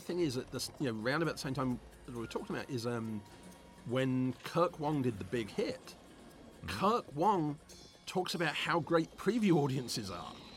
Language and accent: English; England, United Kingdom; growing up in England, I grew up during the time when you couldn't have nunchucks in a movie.